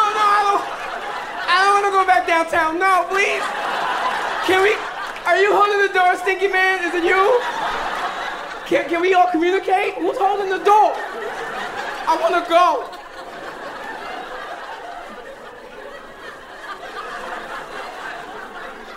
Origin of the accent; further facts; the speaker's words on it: Yonkers, New York, United States; I'm from Yonkers